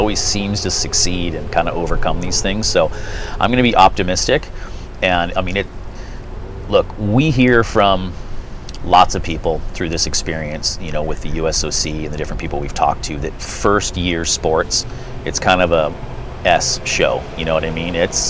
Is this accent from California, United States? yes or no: yes; Santa Cruz, California, United States; I grew up in Santa Cruz. And it was paradise as a kid. I grew up in Pleasure Point.